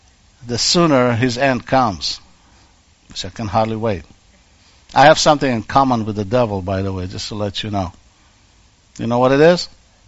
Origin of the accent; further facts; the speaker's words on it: Israel; moved away; remodeling old bomb shelters in my hometown